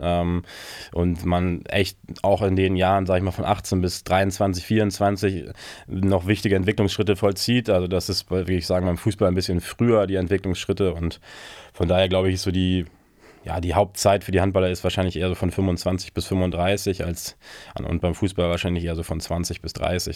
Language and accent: German; Germany; ich als Deutscher